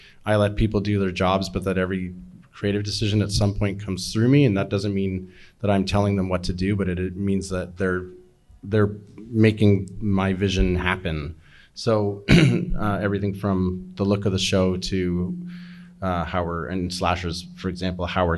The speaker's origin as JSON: {"language": "English", "country": "Canada", "said": "just as a Canadian thing in general"}